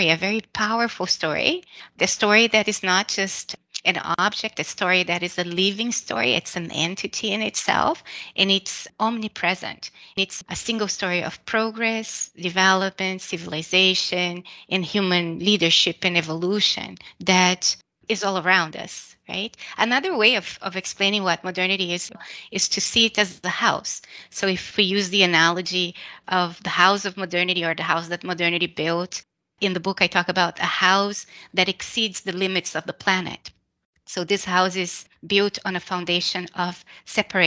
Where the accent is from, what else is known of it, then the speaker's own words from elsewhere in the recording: Brazil; I was born and raised in Brazil